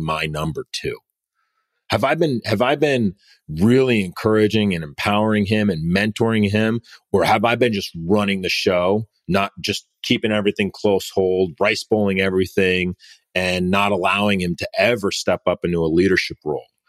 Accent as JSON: {"language": "English", "country": "United States", "tie": "born or raised there", "said": "we live in America, right? We were born, I was born here."}